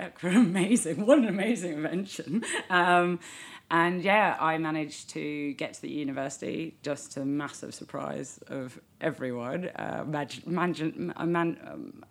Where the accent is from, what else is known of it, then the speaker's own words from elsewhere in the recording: London, United Kingdom; also born or lived in New Zealand; I'm British